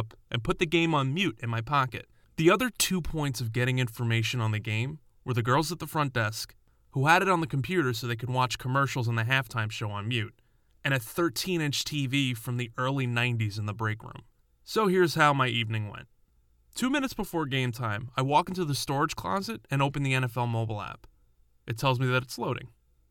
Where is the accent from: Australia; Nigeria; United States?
United States; New York; Growing up in New York